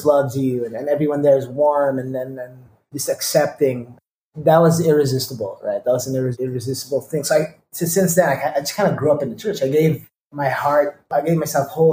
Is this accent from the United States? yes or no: no; Manila, Metro Manila, Philippines; I am Indian, born and raised in Manila, of Indian descent